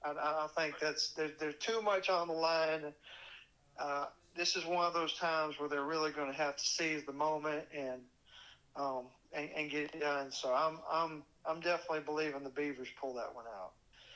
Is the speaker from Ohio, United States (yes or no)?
no; Louisiana, United States; Tulane is now the best of all of my home state team and my two alma maters.